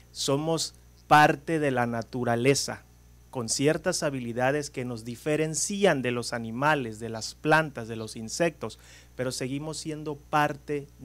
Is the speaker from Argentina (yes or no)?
no; Mexico; Muchas de ellas de México, endémicas de México, lo cual nosotros como mexicanos deberíamos de ponernos